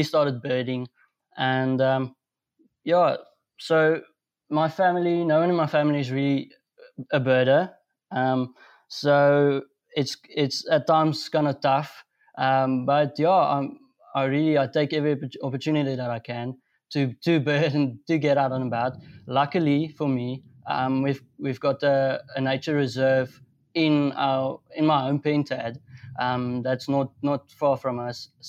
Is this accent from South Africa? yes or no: yes; North West, South Africa; I'm from Northwest. I live in Rustenburg.